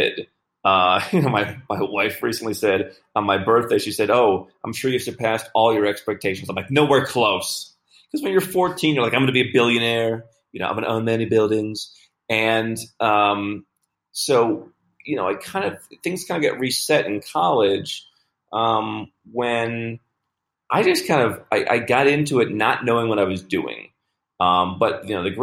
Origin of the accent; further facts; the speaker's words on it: United States; moved away; I grew up in the United States